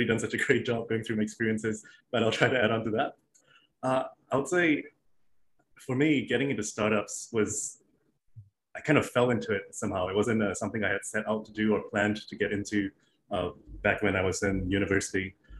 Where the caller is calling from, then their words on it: Singapore; Right out of Singapore in my home office.